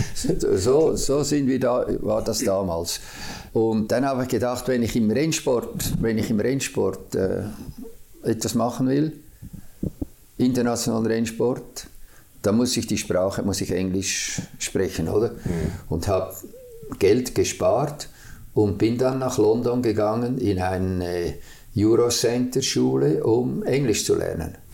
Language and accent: German; Zurich, Switzerland; da, wo ich aufgewachsen bin, in der Stadt Zürich, an der Rotbuchstraße 12